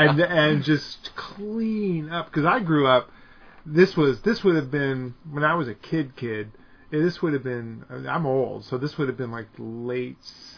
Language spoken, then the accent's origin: English; San Jose, California, United States; I grew up in San Jose, so it was a little more urban and stuff